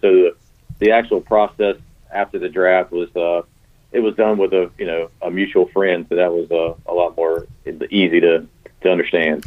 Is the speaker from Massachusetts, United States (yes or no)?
no; Garner, North Carolina, United States; also born or lived in Greenville, North Carolina; I grew up in Garner